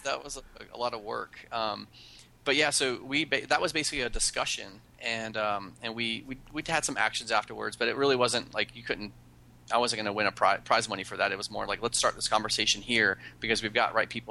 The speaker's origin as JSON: {"language": "English", "area": "Outer Banks", "region": "North Carolina", "country": "United States", "tie": "born or raised there", "said": "I grew up on the Outer Banks of North Carolina"}